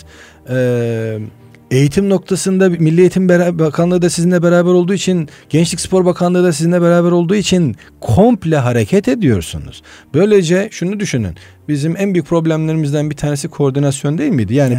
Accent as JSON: {"language": "Turkish", "town": "Of", "region": "Trabzon", "country": "Turkey", "tie": "born or raised there", "also_born_or_lived": "Istanbul", "moved": "yes", "said": "Trabzon Uf doğumluyum."}